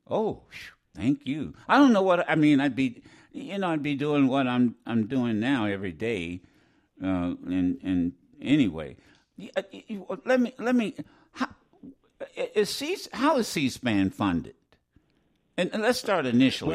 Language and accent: English; Ohio, United States; I'm from Ohio